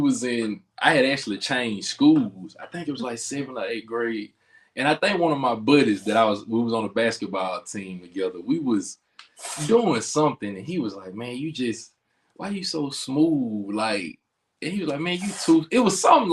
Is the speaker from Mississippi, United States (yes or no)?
yes; Philadelphia, Mississippi, United States; I'm from Philadelphia, Mississippi